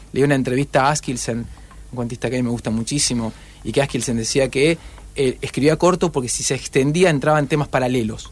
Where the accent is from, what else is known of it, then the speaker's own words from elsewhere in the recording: Rosario, Santa Fe, Argentina; also born or lived in Noetinger; Yo nací en Noetinger, pero los 15 días estaba en Rosario